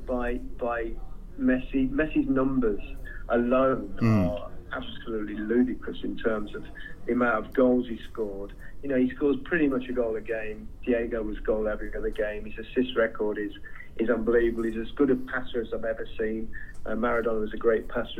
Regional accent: England, United Kingdom; as English players

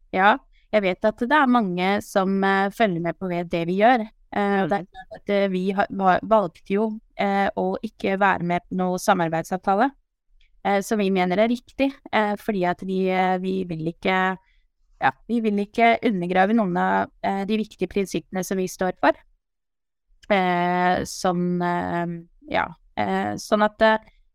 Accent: Palestine; now in Skien, Norway; min bakgrunn at jeg er opprinnelig fra Palestina

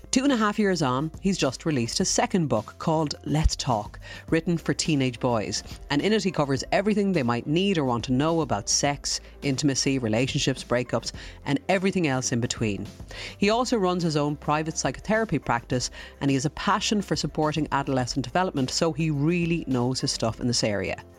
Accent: Ireland; we're Irish

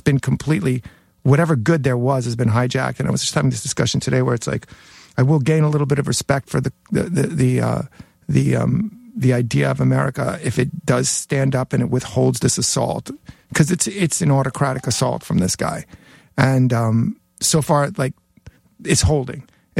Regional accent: Jackson Heights, New York, United States; For my first half of my high school, I went to Newtown High School, and that's where Billy Mercier, Syl Sylvain, and Johnny Thunders all went to school. Yeah, and all grew up in my neighborhood in Jackson Heights.

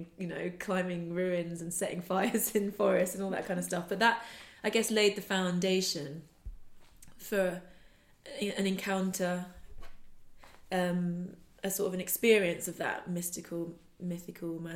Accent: West Wales, United Kingdom; growing up in Wales. Spent a lot of time in Wales as a child, in West Wales

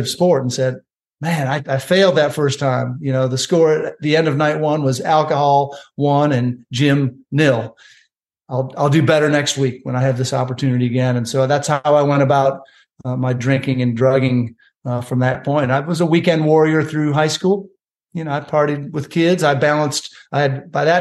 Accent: Chicago, Illinois, United States; moved away as an adult; also born or lived in Columbia, South Carolina; I moved from at age 18 from Chicago all the way to Columbia, South Carolina

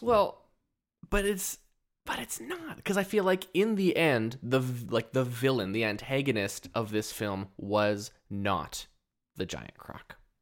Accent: Port Hardy, British Columbia, Canada; I grew up in Port Hardy

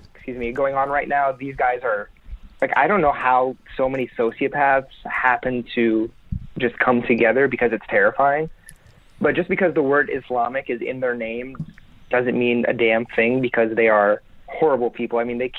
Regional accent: Florida, United States; But I grew up in Florida, which is not much better, but I'm in my 20s, so I grew up through 9/11, and being a Muslim kid in middle school during that time was not very fun.

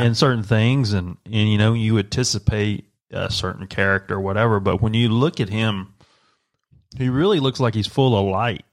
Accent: Bostic, North Carolina, United States; also born or lived in Rutherford County, North Carolina; the house I grew up in, in Bostic, North Carolina.

